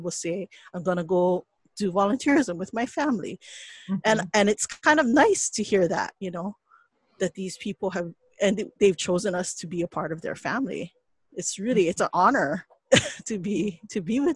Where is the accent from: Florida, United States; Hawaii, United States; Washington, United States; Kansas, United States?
Hawaii, United States; yes, we're still Hawaiian, and that still permeates in the work that we